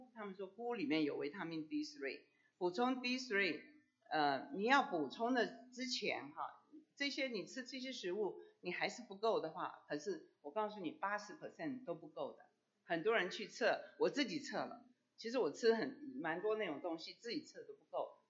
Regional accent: China; 熬大补汤，我们中国人都说，哎，我不喝牛奶，喝牛奶会拉肚子，我就不喝牛奶，我我煮骨头汤。

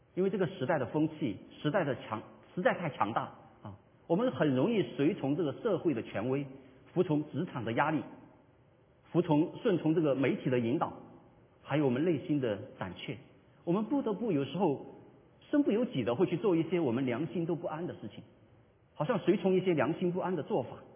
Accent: China; 我们作为华人

